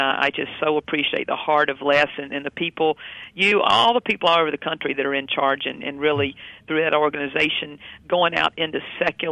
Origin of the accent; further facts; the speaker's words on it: North Carolina, United States; now in Wichita, United States; I grew up in North Carolina